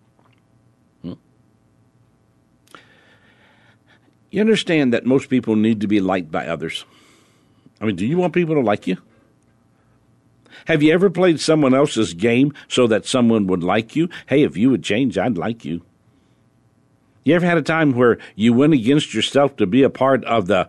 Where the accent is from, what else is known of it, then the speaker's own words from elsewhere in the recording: New Orleans, Louisiana, United States; I was born in New Orleans.